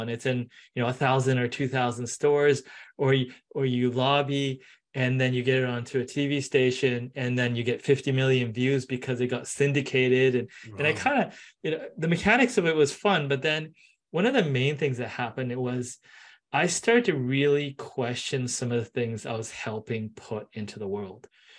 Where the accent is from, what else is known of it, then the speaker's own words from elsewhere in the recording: Japan; born there; also born or lived in Canada / San Francisco; Oh, you know, I was born in Japan for a couple of years. I was in Canada.